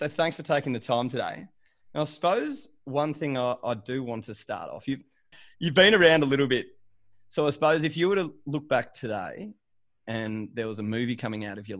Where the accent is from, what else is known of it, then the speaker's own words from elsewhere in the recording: Parkes, New South Wales, Australia; So growing up in Parkes, being a country kid, but not growing up on a farm